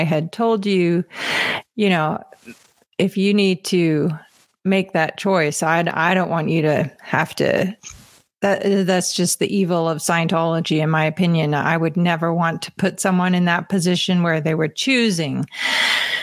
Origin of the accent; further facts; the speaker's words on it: England, United Kingdom; now in Colorado, United States; I'm from England